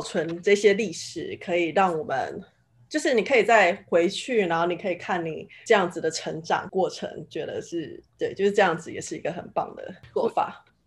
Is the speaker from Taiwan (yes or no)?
yes; Taiwan; 毕竟我是台湾人，就是我不是母语是英文的人